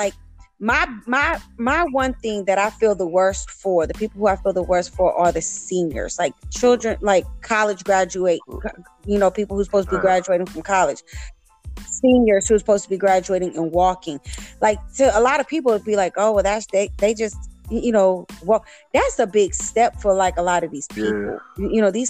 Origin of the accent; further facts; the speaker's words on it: Florida, United States; you know, I'm from Florida too, and I'm from South Florida, and I understand that.